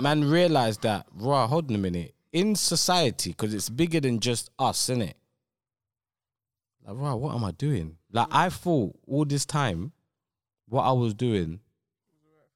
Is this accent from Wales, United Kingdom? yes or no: no; London, United Kingdom; moved away as an adult; growing up in South London